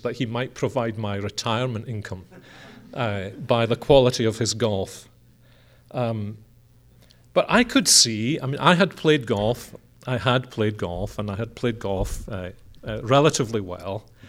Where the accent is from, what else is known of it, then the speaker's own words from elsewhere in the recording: Scotland, United Kingdom; we're a Scottish family